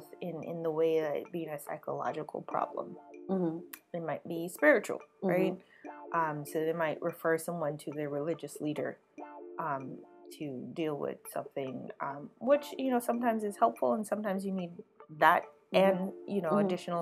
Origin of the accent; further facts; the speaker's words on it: Guyana; moved away; I was born in Guyana, South America